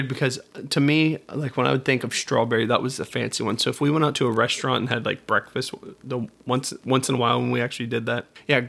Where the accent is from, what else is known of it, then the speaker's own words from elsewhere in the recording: Florida, United States; also born or lived in Georgia; So I was born in Georgia, but then we moved back to Florida and I grew up here. You know, so I'm from here, but I wasn't even born here.